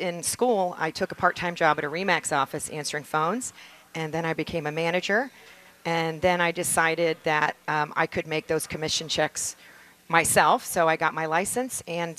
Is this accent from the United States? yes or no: no; England, United Kingdom; moved away; My dad brought us to this country. We're actually from England originally